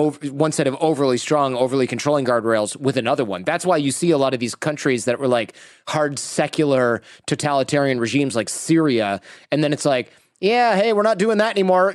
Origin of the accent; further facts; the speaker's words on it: Michigan, United States; moved away as an adult; also born or lived in New York / Los Angeles; now in California, United States; I go back to Michigan where like you're 16, you have your own car